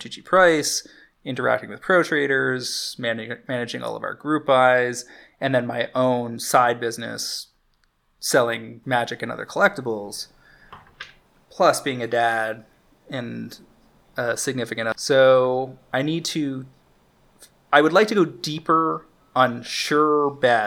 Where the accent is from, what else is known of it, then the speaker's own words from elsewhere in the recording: Alberta and British Columbia, Canada; now in Toronto, Canada; I grew up in Alberta and BC when I was in junior high and high school.